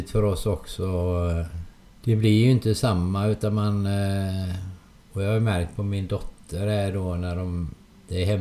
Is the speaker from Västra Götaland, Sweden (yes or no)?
yes; Hönö, Västra Götaland, Sweden; Det var lite längre färdresa på den tiden. Eh, då fick man först cykla från Hönö till Öckerö som färjan gick då.